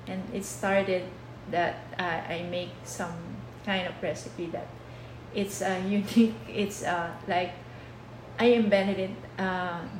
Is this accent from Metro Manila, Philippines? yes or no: no; Santa Rosa, Calabarzon, Philippines; moved away as an adult; now in Laredo, United States; Oh, I grew up in Santa Rosa Laguna, um, and my husband bring me here um, 10 years almost 10 years now